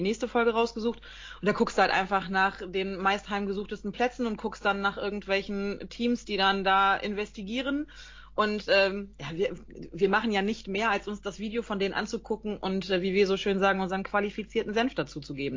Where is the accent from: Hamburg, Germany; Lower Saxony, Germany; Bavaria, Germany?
Lower Saxony, Germany; Emsland; Wir kommen aus dem Emsland